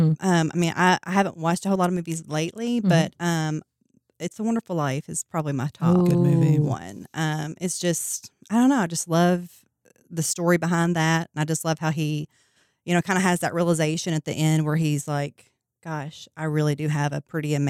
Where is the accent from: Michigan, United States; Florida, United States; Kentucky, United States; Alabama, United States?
Kentucky, United States; Whitesville; Well, I am from Whitesville. Okay. I've lived there my entire life.